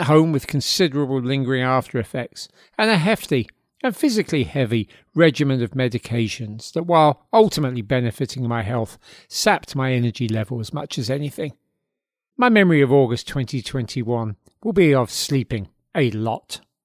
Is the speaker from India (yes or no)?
no; London, United Kingdom; now in Hudson Valley, United States; those formative years growing up in South London in the seventies